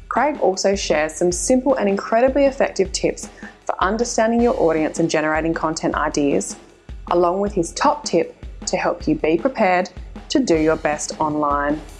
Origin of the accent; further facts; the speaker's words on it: South Australia, Australia; my home state